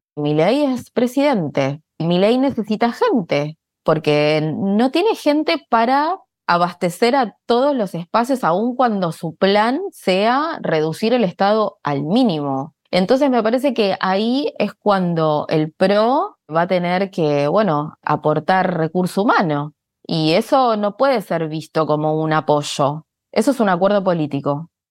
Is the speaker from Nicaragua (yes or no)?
no; Argentina; en mi país, en Argentina